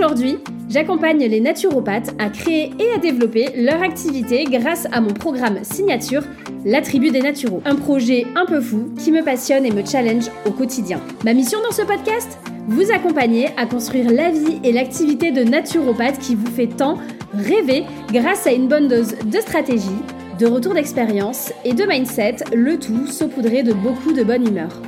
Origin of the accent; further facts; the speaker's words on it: Saint-Jean-de-Luz, Nouvelle-Aquitaine, France; now in Bordeaux, France; j'ai 35 ans, je suis originaire du Pays Basque, Saint-Jean-de-Luz pour ceux qui connaissent, et je vis à Bordeaux